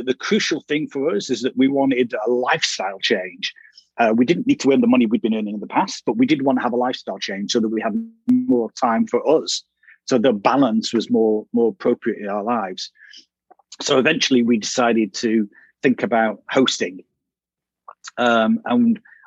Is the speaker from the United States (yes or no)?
no; Manchester, North West England, United Kingdom; moved away as an adult; also born or lived in London; I'm from Manchester in the north of England